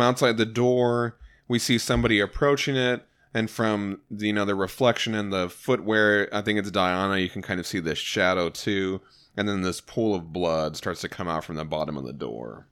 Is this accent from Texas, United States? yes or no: yes; Texas, United States; We're from Texas